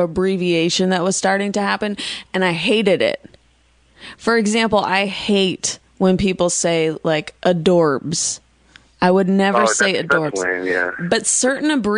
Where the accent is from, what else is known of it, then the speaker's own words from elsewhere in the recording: Bay Area, California, United States; I was raised in the Bay Area